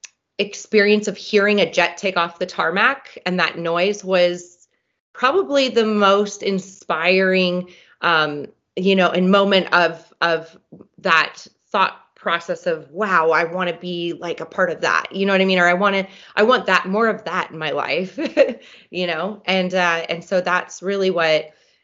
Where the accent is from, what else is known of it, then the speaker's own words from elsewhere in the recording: Reno, Nevada, United States; we always grew up around airplanes out at the Stead Airport